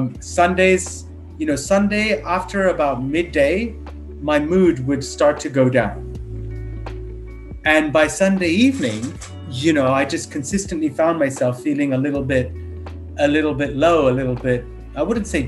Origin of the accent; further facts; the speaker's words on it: United Kingdom; born there; I was born in the United Kingdom, so I have a British passport. My parents are from India.